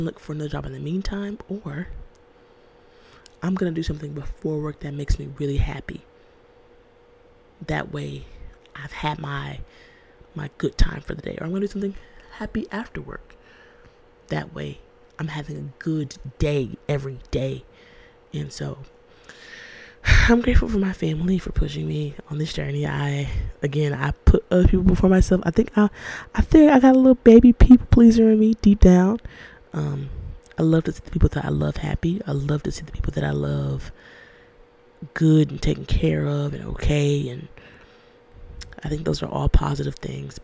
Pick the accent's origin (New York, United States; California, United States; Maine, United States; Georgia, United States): Georgia, United States; I was born and raised in Georgia